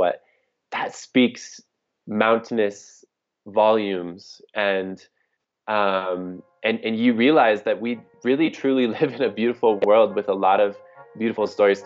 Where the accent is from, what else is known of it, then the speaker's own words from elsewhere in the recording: Detroit, Michigan, United States; also born or lived in Houston / New York / Portland, Oregon; now in Mexico; I grew up in Detroit, Michigan